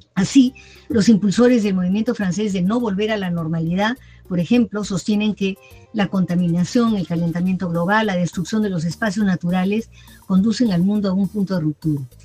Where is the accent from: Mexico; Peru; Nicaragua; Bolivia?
Peru; como peruanos